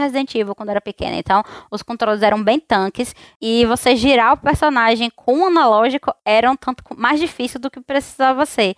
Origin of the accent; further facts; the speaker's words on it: Salvador, Bahia, Brazil; sou aqui de Salvador